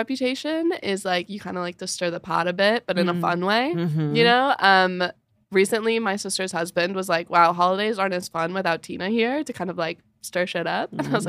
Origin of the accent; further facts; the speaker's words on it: Minnesota, United States; moved away as an adult; now in New York City, United States; I went to college at Carleton, which is small town Minnesota, which is where I grew up.